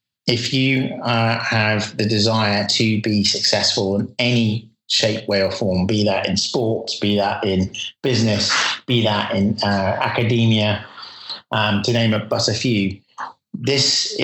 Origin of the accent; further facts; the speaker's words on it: United Kingdom; moved away as an adult; now in California, United States; as a Brit living in the USA